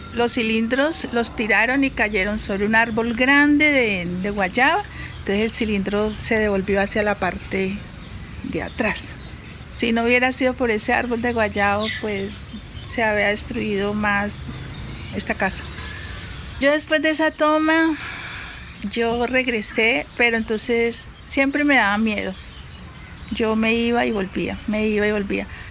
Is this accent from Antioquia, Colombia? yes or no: no; Algeciras, Huila, Colombia; moved away; also born or lived in Bogotá; nací acá en Algeciras y tengo 52 años.